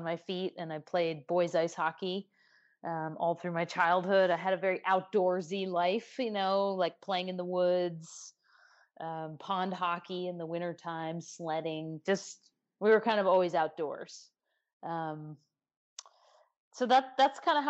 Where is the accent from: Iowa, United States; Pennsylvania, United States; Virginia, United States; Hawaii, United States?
Pennsylvania, United States; Chadds Ford; I'm originally from a little town in Pennsylvania, southeast Pennsylvania, called Chadsford, PA